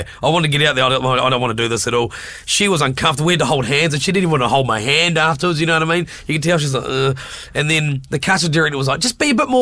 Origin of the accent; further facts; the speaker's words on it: Invercargill, Southland, New Zealand; Invervegas. That's my neck of the woods as well